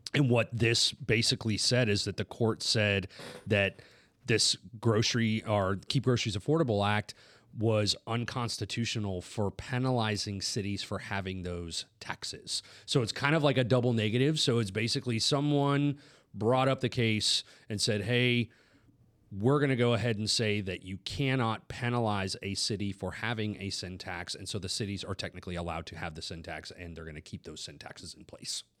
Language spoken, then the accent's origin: English; Washington, United States; moved away; I'm originally from Washington